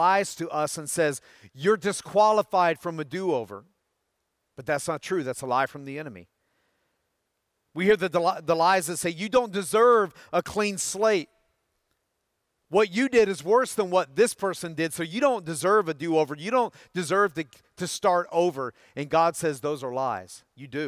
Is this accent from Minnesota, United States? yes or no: no; Tennessee, United States; Growing up in Tennessee, all of the neighborhood boys would come over to my house after school.